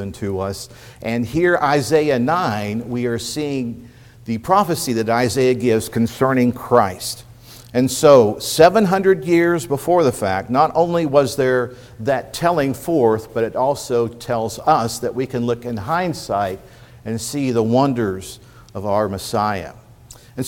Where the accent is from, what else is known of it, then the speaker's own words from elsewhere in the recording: East Central Indiana, United States; now in Phoenix, United States; I grew up in East Central Indiana, first generation Hoosier, as the Kentuckians went north to work in the automotive industry